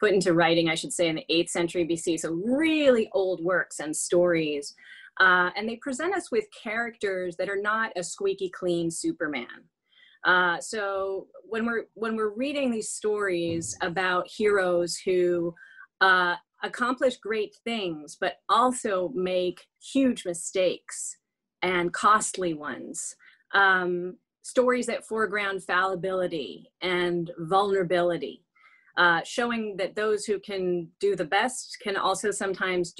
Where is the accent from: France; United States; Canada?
France; moved away; I was raised in France